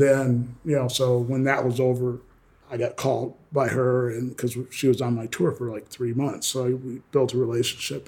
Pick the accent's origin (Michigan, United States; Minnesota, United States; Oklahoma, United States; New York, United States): Minnesota, United States; also born or lived in Kansas City, Missouri; I was born in Kansas City, grew up in Minnesota